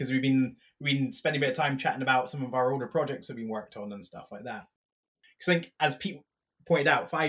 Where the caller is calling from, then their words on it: Dublin, Leinster, Ireland; I'm actually calling from Dublin